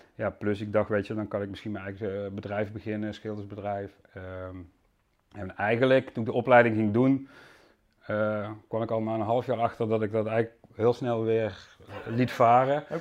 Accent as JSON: {"language": "Dutch", "town": "Susteren", "region": "Limburg", "country": "Netherlands", "tie": "born or raised there", "also_born_or_lived": "Amsterdam, Netherlands", "accent": "soft G", "moved": "as an adult", "lives_now": "Landsmeer, Netherlands", "said": "ik kom oorspronkelijk uit Limburg vandaan, dus er zit nog iets in van een zachte G. Ja. Eh, ik heb bijna 23 jaar in Limburg gewoond, in Susteren."}